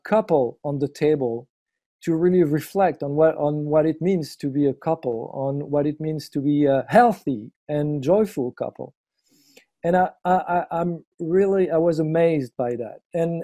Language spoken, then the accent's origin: English; eastern France, France; I'm from France, obviously, from the eastern part next to Germany and Switzerland